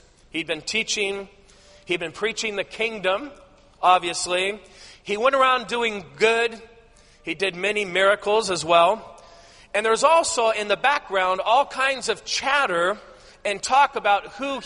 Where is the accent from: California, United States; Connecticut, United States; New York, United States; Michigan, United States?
California, United States; Southern; moved away as an adult; also born or lived in Alaska; I grew up in Southern California, down by the beach.